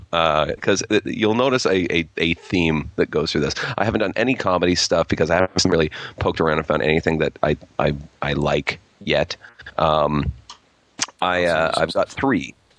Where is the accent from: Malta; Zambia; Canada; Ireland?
Canada; Toronto, Ontario; I'm a comedian from Toronto